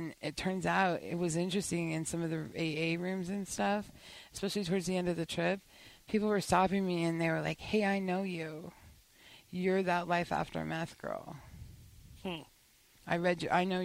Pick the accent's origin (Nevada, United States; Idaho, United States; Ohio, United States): Nevada, United States; moved away; I'm from Nevada.